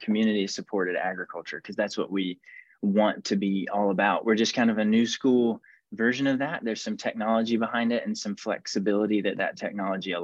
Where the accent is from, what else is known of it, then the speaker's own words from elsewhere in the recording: Georgia, United States; I'm from Georgia